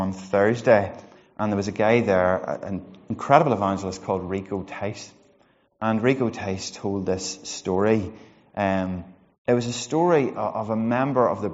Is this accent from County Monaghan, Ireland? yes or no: yes; Monaghan, County Monaghan, Ireland; I'm from Monaghan